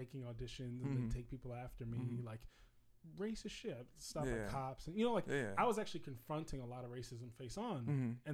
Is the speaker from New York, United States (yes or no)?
yes; New York City, New York, United States; I feel like I'm a New Yorker